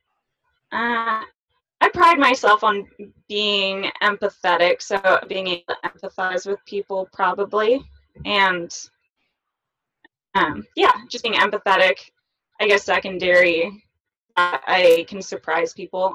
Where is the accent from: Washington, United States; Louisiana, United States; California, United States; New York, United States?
California, United States; Walnut Creek; now in Oregon, United States; I grew up in Walnut Creek, which is Eastern Bay Area, Northern California